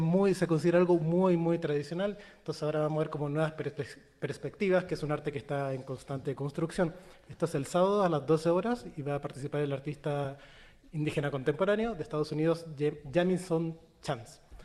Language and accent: Spanish; Chile; now in Mexico; soy chileno y mi acento